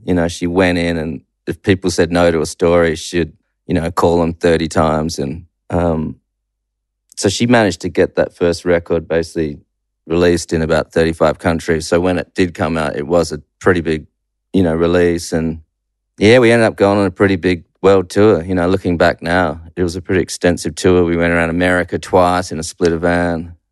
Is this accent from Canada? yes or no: no; Perth, Western Australia, Australia; also born or lived in New Zealand; I mainly grew up in Perth.